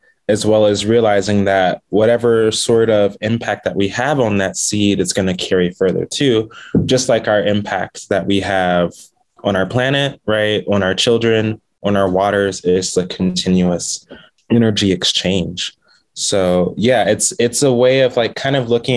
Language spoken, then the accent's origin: English; Charlotte, North Carolina, United States; now in Albuquerque, United States; I'm originally from Charlotte, North Carolina, which is known as Catawba territory